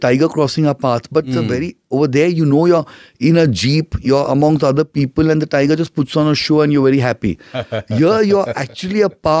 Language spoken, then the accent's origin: English; Mumbai, Maharashtra, India; I'm from Bombay.